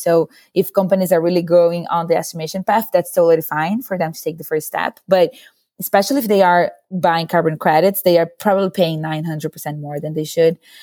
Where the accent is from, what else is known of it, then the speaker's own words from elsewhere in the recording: Brazil; moved away as an adult; now in San Francisco, United States; I'm originally from Brazil, but I've been living in the U S for almost eight years now